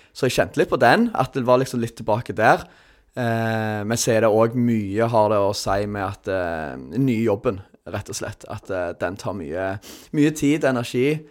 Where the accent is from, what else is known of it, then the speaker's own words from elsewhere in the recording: Sandnes, Rogaland, Norway; jeg, er fra Sandnes, som mange andre vikingsupportere